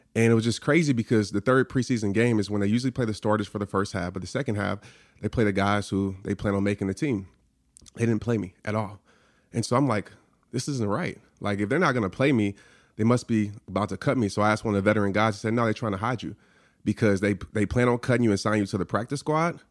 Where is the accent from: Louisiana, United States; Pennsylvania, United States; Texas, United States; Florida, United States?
Louisiana, United States; New Orleans; growing up in New Orleans, I stayed across the street from a Saints player.